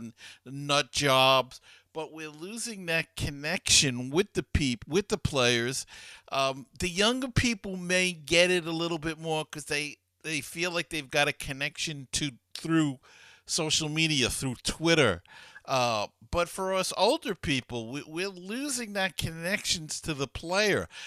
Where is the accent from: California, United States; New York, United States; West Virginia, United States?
New York, United States; New York City; as a kid growing up in Queens